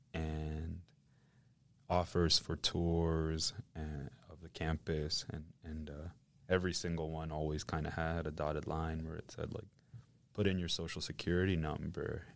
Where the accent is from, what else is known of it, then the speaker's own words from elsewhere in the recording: Indiana, United States; moved away; also born or lived in Matamoros, Tamaulipas, Mexico / Vallehermoso, Tamaulipas, Mexico; I grew up in the Midwest, of all places, in Indiana